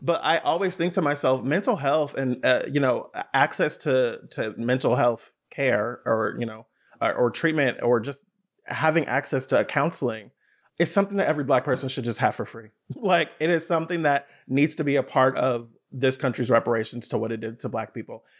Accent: Bay Area, California, United States; I grew up in the Bay Area

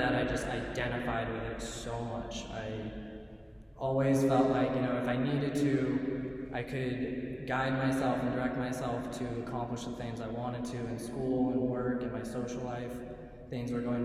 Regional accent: Northern California, United States; I grew up in California, in Northern California, in a small suburb.

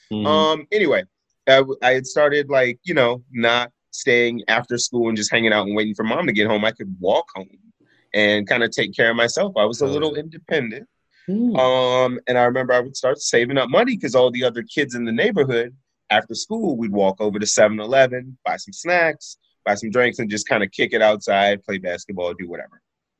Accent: Prince George's County, Maryland, United States; now in Chicago, United States; I grew up in Prince George's County, Maryland.

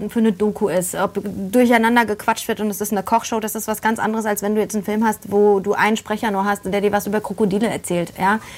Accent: Poland; born there; weil man muss dazu sagen, ähm, ich bin ja in Polen geboren.

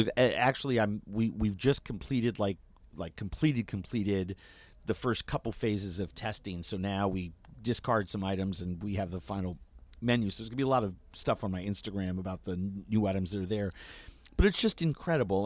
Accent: New York, United States; growing up in New York

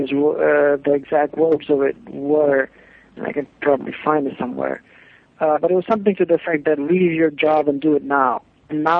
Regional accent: India; moved away as an adult; also born or lived in Bloomington, Indiana / New York / London; now in Los Angeles, United States; I moved from India to U.S.

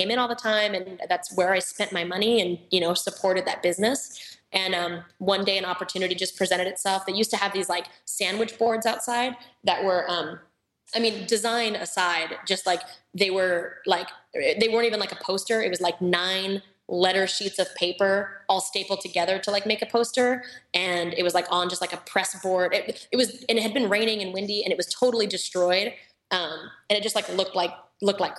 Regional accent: Reno, Nevada, United States; now in Orange County, United States; I came from Reno, Tahoe, where at the time there really wasn't any good coffee culture.

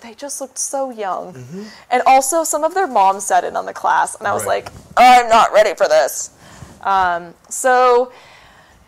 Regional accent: Petaluma, California, United States; my hometown signing, which was in Petaluma

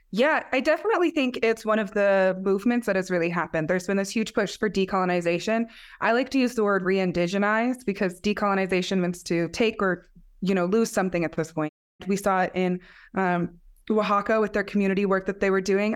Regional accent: Black Mesa, Arizona, United States; And I'm from Black Mesa, it's where I was born, raised.

